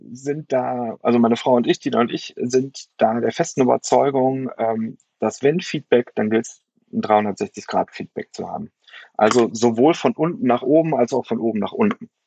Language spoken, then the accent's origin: German; Germany; Also für mich als Deutscher war das schwierig.